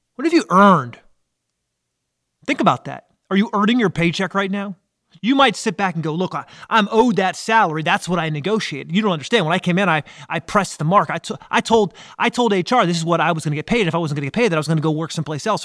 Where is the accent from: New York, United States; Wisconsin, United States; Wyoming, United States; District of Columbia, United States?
District of Columbia, United States; Washington; now in South Carolina, United States; I'm from Washington, D.C. area. Even though I live in South Carolina, I think it's still ingrained in me